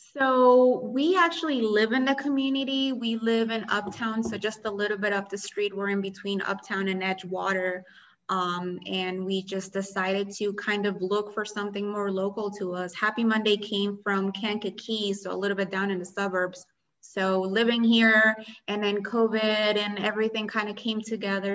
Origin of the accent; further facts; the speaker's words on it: Colombia; now in Chicago, United States; I was born and raised in Colombia